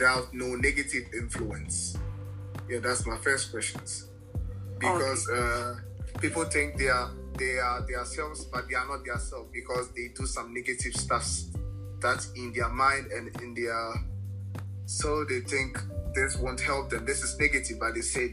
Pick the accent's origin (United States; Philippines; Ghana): Ghana; now in Münster, Germany; And I'm a Ghanaian, and I moved to Germany in some couple of years